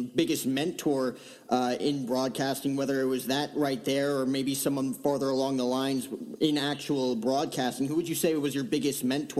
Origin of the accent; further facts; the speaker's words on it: New Jersey, United States; Me growing up in Jersey